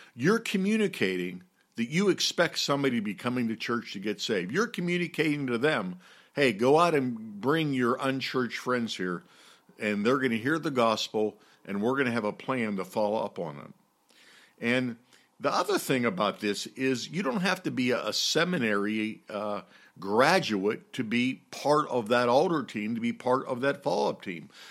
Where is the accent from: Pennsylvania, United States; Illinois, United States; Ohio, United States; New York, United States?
Pennsylvania, United States; Pittsburgh; moved away; I'm from Pittsburgh originally, and I grew up with Roberto Clemente as my hero.